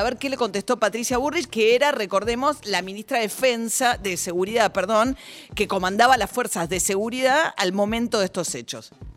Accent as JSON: {"language": "Spanish", "country": "Argentina", "said": "somos argentinos"}